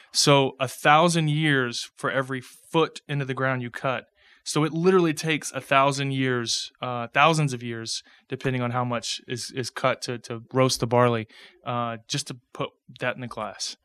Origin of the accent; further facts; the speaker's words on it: Pasadena, Texas, United States; I grew up in Pasadena